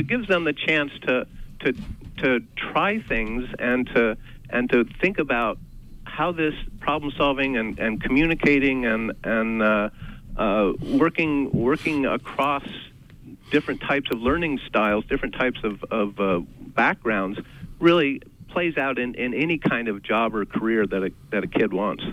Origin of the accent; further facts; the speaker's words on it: Midwest, United States; moved away as an adult; now in Maine, United States; we've only been in Maine for 35 years, so so we're not we're not Mainers, but we grew up in the Midwest